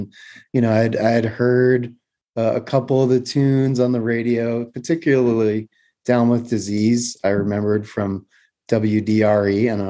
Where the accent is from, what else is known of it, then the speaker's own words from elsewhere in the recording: Roslyn, New York, United States; moved away as an adult; also born or lived in Los Angeles area, California; now in Bay Area, United States; I grew up on Long Island in Roslyn on the North Shore.